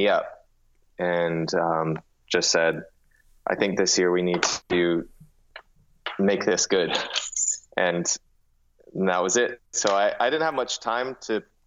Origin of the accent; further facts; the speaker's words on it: California, United States; moved away as an adult; also born or lived in New York; when I moved from New York back to California, where I'm originally from